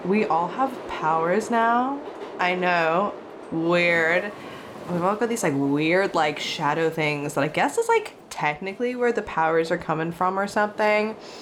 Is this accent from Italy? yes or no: no; Australia; I am an Aussie podcaster and actor